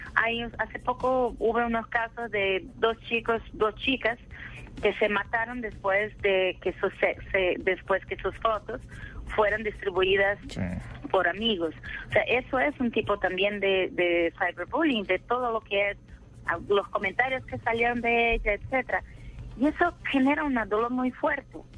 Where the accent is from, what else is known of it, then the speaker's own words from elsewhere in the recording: Brazil; accent: portuñol; Spanish is a second language; Yo soy de Brasil